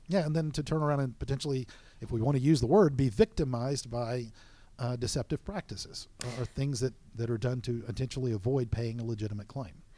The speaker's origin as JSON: {"language": "English", "region": "Florida Panhandle", "country": "United States", "also_born_or_lived": "South Alabama", "moved": "yes", "said": "I'm personally from the Panhandle area of Florida and lived in South Alabama"}